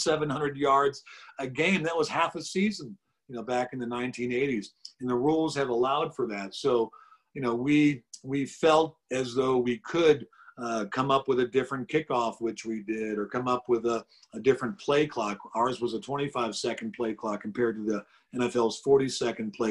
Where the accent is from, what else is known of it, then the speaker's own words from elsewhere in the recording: Cleveland, Ohio, United States; when I was a 12-year-old kid growing up in Cleveland